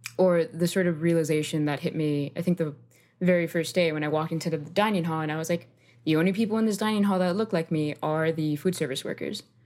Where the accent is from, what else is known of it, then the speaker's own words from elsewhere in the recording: Miami, Florida, United States; also born or lived in Colombia; I moved to Miami, Florida. Uh, the suburb I grew up in, West Kendall